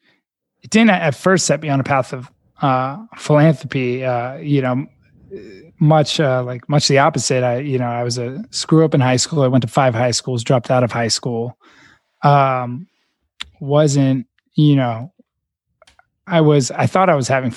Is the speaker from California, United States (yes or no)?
yes; Silicon Valley, California, United States; I grew up in Silicon Valley.